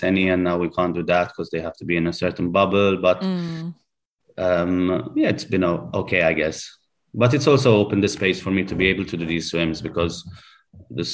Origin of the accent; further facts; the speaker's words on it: Malta; When you come from a small country, like we're from Malta